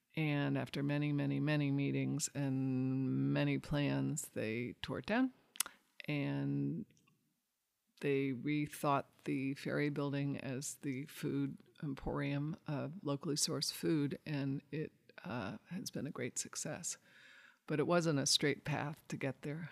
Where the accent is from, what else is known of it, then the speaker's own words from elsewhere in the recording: San Francisco, California, United States; I grew up near the Presidio